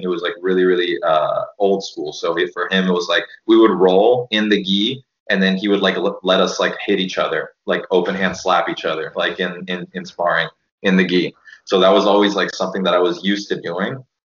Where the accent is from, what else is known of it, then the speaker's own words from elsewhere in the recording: Miami, Florida, United States; I grew up in Miami